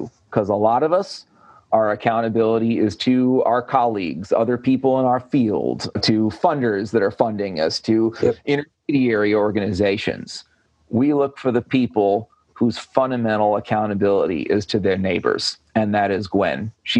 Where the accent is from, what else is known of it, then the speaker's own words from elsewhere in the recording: Whitesburg, Kentucky, United States; somebody there called me an outsider, not because I'm from Connecticut, but because I'm from Whitesburg.